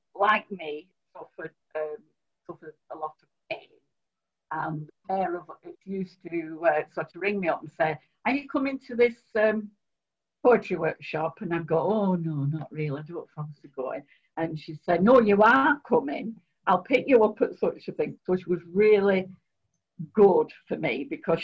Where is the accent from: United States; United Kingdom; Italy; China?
United Kingdom; Oldham, North West England; also born or lived in Spain; I was born in Oldham, and although I've lived in other places, I always come back to Oldham